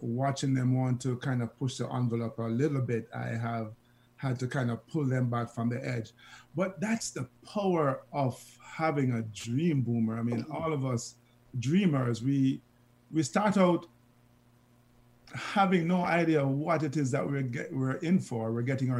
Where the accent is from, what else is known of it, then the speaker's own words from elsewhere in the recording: Jamaica; the Jamaican-ness that came out of us